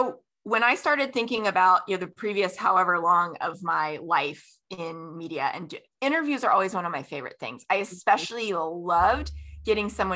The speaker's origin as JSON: {"language": "English", "region": "Florida", "country": "United States", "tie": "born or raised there", "said": "I grew up in Florida"}